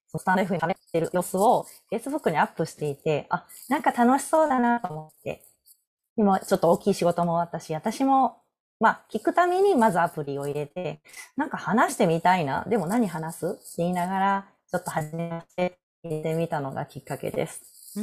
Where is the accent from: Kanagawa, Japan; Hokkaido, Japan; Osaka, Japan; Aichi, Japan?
Osaka, Japan; now in Nara, Japan; 生まれ育った大阪